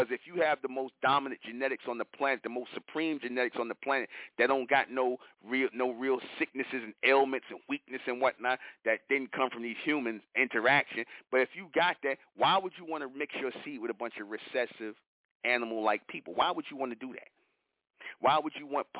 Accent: New York, United States; I'm from New York

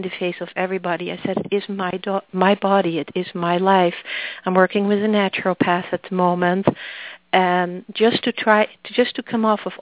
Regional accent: Netherlands; accent: Dutch; also born or lived in Massachusetts; now in New Hampshire, United States; The accent is Dutch

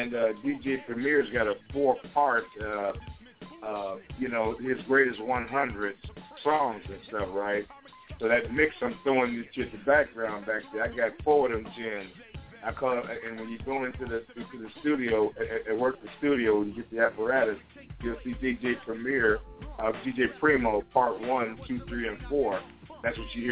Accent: Chicago, Illinois, United States; now in Portland, United States; my hometown

